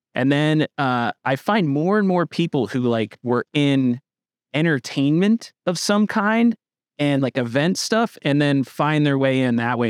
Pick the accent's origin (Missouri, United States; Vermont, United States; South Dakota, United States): Vermont, United States; Northern; I'm from Northern Vermont